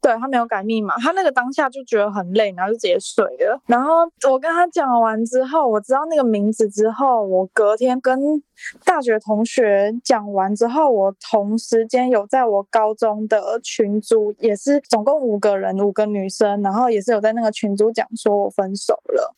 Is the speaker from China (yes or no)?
no; Taichung, Taiwan; 也是在台中啊，我是台中人